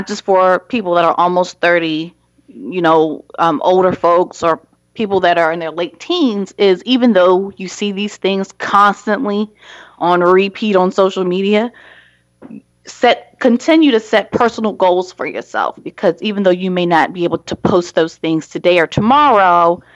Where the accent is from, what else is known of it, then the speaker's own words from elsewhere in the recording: Baltimore, Maryland, United States; Baltimore, my hometown